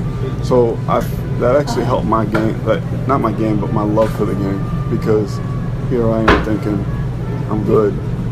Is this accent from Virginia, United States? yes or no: no; Westchester, New York, United States; I'm like 13 years old. So I'm, you know, I'm from Westchester